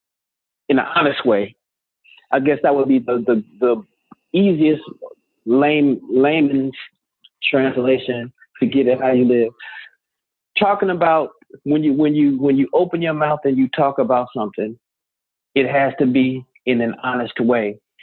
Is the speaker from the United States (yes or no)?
yes; Midwest, United States; growing up in the Midwest, where all of these different influences were on me